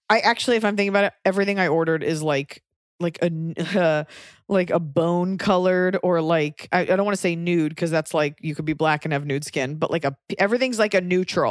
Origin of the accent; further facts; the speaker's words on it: Texas, United States; moved away; as a Texan